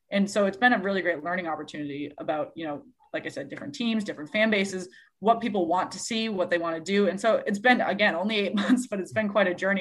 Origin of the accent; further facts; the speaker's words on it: Massachusetts, United States; I grew up in Massachusetts